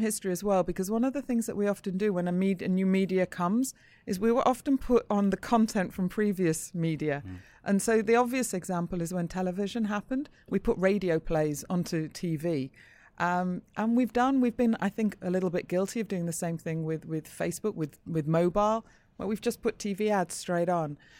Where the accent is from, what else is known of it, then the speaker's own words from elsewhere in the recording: Manchester, North West England, United Kingdom; I grew up in Manchester.